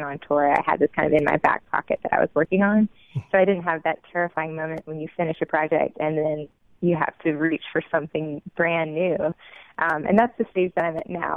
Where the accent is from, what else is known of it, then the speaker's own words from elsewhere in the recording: Jackson, United States; as a young child growing up in Jackson